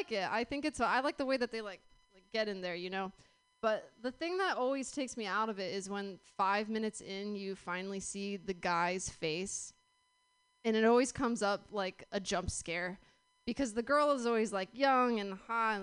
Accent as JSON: {"language": "English", "town": "New York City", "region": "New York", "country": "United States", "tie": "born or raised there", "said": "I grew up in New York City"}